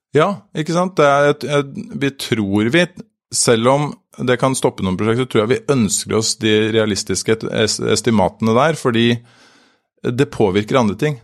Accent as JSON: {"language": "Norwegian", "town": "Drøbak", "region": "Akershus", "country": "Norway", "said": "Jeg kommer fra Drøbak. Der har vi, der har vi nå et, en svømmehall"}